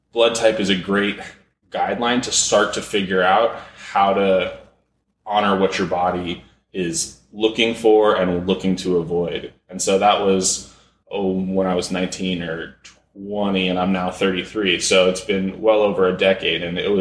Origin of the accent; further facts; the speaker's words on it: Malibu, California, United States; also born or lived in San Fernando Valley, California; we moved to Malibu, and I grew up here, went to Malibu High School